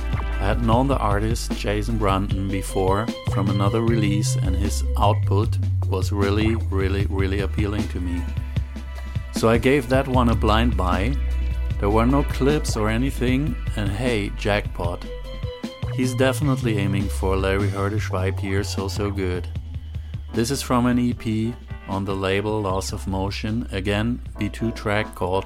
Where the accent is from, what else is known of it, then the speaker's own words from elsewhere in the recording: Berlin, Germany; my hometown Berlin.